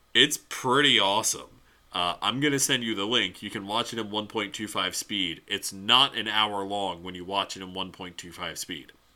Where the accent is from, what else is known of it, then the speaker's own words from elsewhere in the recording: Louisiana, United States; my hometown